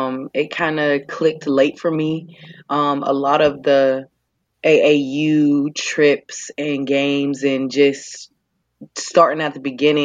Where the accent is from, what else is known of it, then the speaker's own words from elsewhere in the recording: Pittsburgh, Pennsylvania, United States; moved away; I'm from Pittsburgh, Pennsylvania